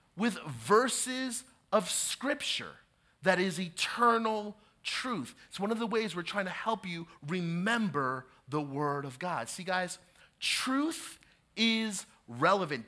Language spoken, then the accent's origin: English; New Jersey, United States; I have been born and raised in New Jersey